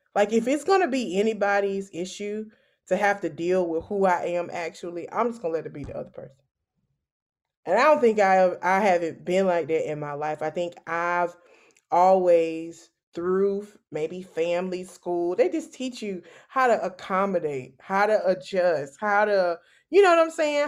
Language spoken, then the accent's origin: English; Savannah, Georgia, United States; moved away as an adult; also born or lived in Valdosta, Georgia; now in Columbia, United States; I am originally from Savannah, Georgia.